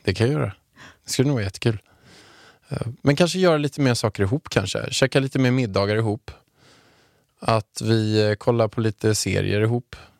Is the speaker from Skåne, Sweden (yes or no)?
no; Haninge, Stockholm County, Sweden; jag kommer från Haninge som du vet och jag har, eh, jag är uppväxt några hundra meter från Beijer Bygg när det låg i Haninge förut